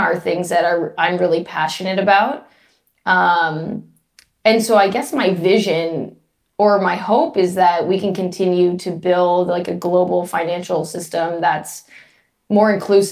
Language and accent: English; Los Angeles, California, United States; moved away as an adult; I'm from Los Angeles